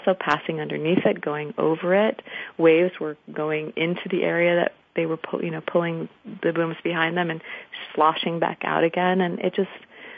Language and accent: English; Washington, District of Columbia, United States; I'm from Washington, D.C.